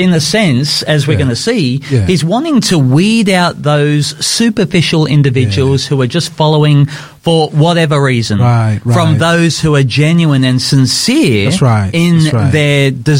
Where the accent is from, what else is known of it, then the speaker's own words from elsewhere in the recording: Brisbane, Queensland, Australia; Yes, I came from Brisbane.